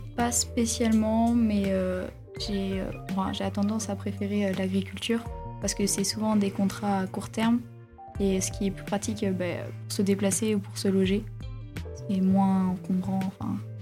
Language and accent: French; La Roche-sur-Yon, Pays de la Loire, France; je viens de La Roche-sur-Yon